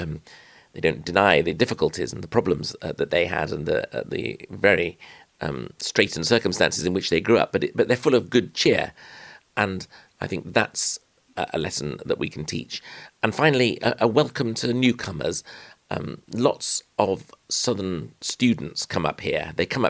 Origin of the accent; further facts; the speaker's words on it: Yorkshire and the Humber, United Kingdom; my part of the North Yorkshire